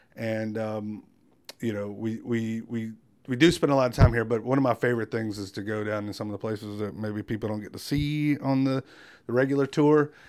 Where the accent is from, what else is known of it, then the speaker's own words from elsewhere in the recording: Wilmington, North Carolina, United States; I'm born and raised in Wilmington